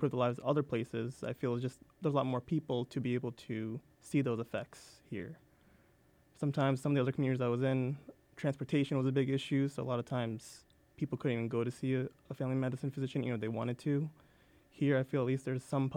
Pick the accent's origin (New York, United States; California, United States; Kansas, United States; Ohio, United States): New York, United States; Long Island; moved away as an adult; also born or lived in Mississippi; now in Indiana, United States; I'm originally from New York, from Long Island